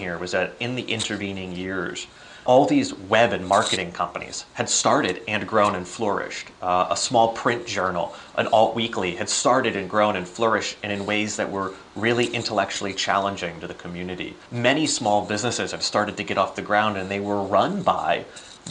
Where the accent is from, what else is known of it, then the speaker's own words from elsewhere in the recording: Northwest Pennsylvania, United States; also born or lived in Washington, D.C.; back in my home state here in Northwest PA